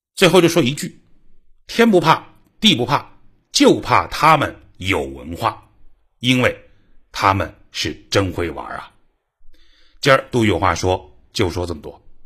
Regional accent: China; 我们中国人

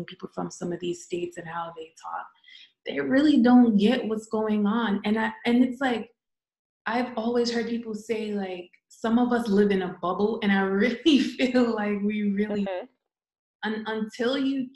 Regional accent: Jamaica; that's what makes us so unique as a country, as a Jamaican

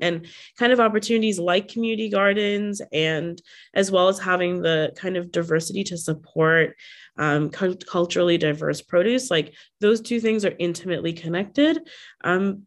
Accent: Bangladesh; now in Toronto, Canada; I'm from Bangladesh

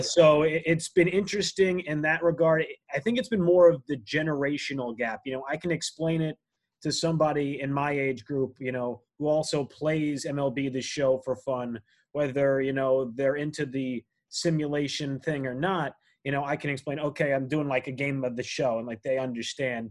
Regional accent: New Jersey, United States; a teenager, uh, growing up in New Jersey

